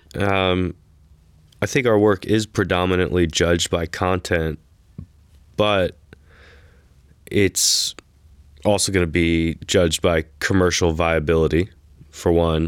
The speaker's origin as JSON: {"language": "English", "town": "New York City", "region": "New York", "country": "United States", "tie": "born or raised there", "also_born_or_lived": "Texas", "moved": "as an adult", "lives_now": "Austin, United States", "said": "growing up in New York City"}